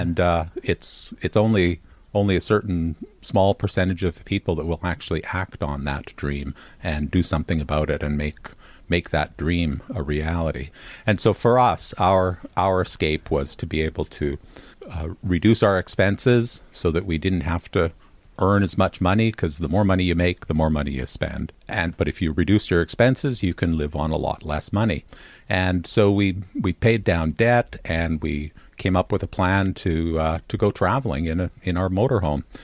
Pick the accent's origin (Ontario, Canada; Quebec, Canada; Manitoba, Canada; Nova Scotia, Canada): Manitoba, Canada; Winnipeg; moved away as an adult; I'm from Winnipeg, Manitoba, in Canada, and uh, that's where I grew up